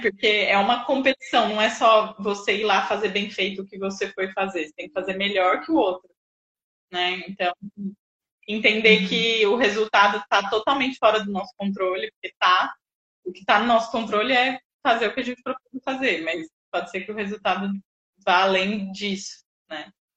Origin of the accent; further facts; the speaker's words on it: Jundiaí, São Paulo, Brazil; also born or lived in Bauru; eu sou de Jundiaí, voltei para cá